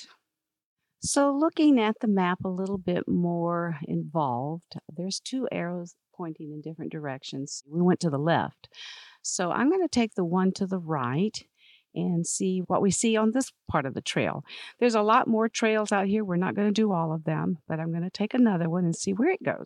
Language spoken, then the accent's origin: English; Georgia, United States; I grew up in Georgia, and we had kudzu in our yard